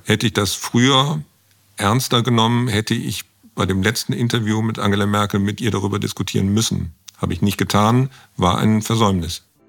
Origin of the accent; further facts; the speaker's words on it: Bonn, North Rhine-Westphalia, Germany; Ich komme aus Bonn